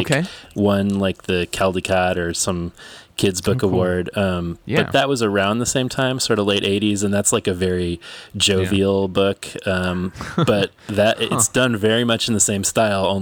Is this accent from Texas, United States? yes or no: no; St. Paul, Minnesota, United States; St. Paul, Minnesota, which is my hometown